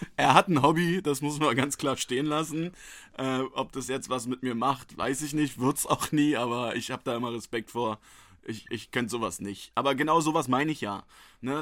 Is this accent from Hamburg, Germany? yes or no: no; Berlin, Germany; ich bin hier in Berlin geboren, bin hier aufgewachsen